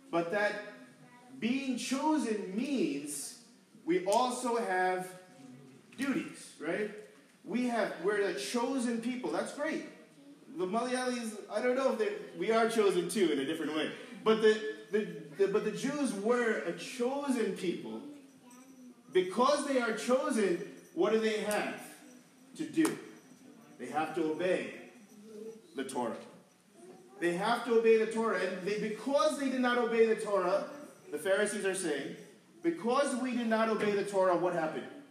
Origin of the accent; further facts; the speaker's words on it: New York, United States; growing up in New York